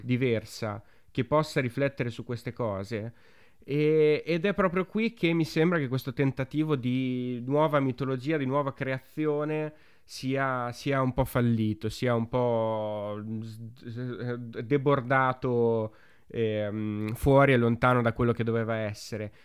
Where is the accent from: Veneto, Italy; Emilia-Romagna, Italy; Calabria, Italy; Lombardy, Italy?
Emilia-Romagna, Italy; Romagna /; noi che siamo romagnoli o emiliano-romagnoli